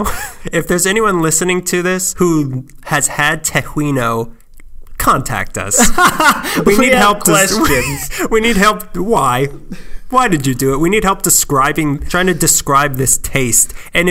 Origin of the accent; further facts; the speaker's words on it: East Los Angeles, California, United States; born there; I was born in East LA. That's me doing drugs.